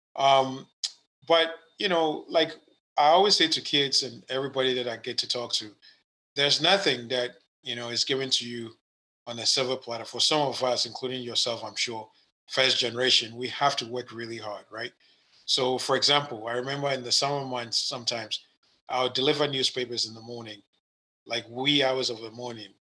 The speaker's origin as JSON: {"language": "English", "country": "Ghana", "tie": "born or raised there", "moved": "yes", "lives_now": "United States", "said": "I was born in Ghana, West Africa. Uh, it's my country. I'm a U.S. citizen now"}